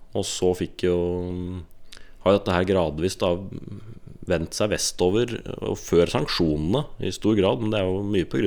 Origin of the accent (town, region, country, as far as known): Bærum, Akershus, Norway; born or raised there; moved away as an adult